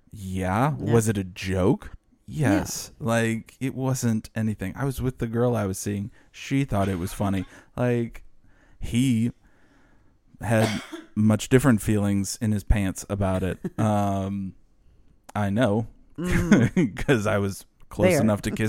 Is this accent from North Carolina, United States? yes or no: no; New Orleans, Louisiana, United States; Like growing up in the New Orleans area, you meet so many different types of people.